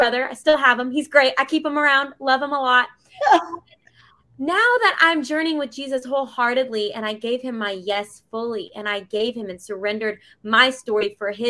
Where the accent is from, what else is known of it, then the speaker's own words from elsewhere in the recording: Bentonville, Arkansas, United States; moved away as an adult; now in Middle Tennessee, United States; I grew up in Bentonville, Arkansas for the first 18 years of my life